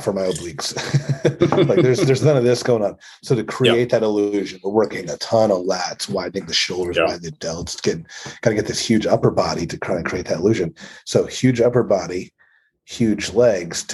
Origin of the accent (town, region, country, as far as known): Pennsylvania, United States; born or raised there